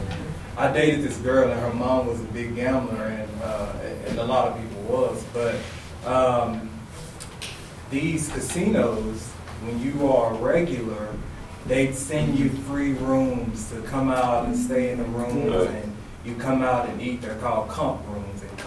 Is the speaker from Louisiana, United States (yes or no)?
yes; Louisiana, United States; growing up in Louisiana